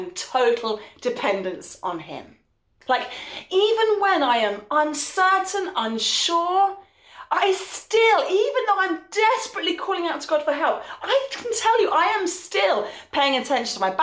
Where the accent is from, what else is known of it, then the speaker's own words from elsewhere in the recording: London, United Kingdom; now in North West England, United Kingdom; I'm from North London